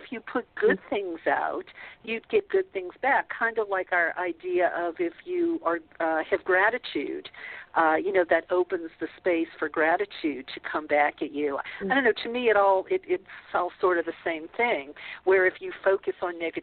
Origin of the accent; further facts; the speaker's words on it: the South, United States; I grew up in the South, a Catholic